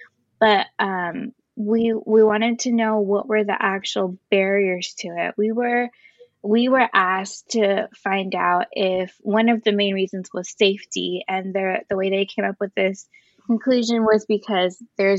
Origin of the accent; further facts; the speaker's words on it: Northern California, United States; I'm actually not from San Bernardino. I'm from Northern California